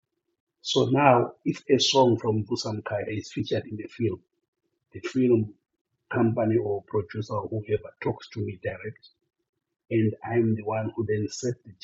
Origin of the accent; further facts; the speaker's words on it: Bulawayo, Zimbabwe; I was born and raised in Bulawayo. Grew up in Chabalala Township.